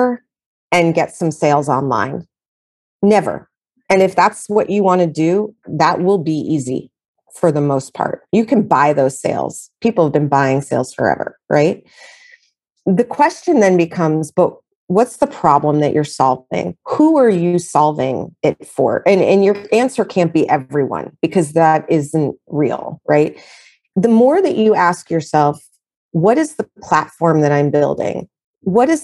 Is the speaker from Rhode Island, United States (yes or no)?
no; New York City, New York, United States; I'm a New Yorker